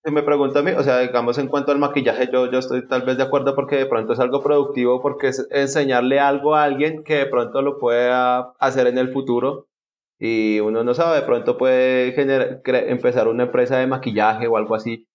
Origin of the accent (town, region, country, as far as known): Colombia